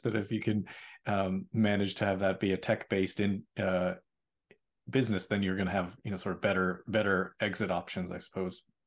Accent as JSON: {"language": "English", "town": "Boston", "region": "Massachusetts", "country": "United States", "moved": "yes", "said": "I'm from Boston"}